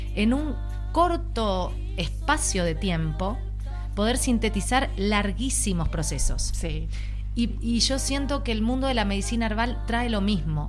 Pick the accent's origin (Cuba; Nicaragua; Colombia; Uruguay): Uruguay; Soy uruguaya